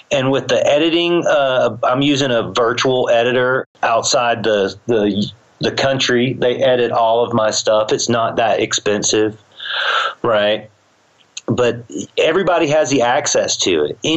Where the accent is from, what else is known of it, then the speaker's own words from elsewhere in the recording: the South, United States; you know, because I'm from the South, I'm not going to learn to play that.